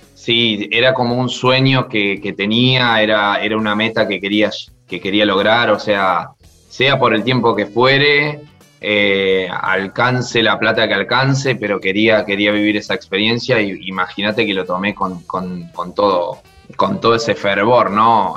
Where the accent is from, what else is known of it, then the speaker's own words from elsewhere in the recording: Argentina; moved away; also born or lived in Spain / France; como argentino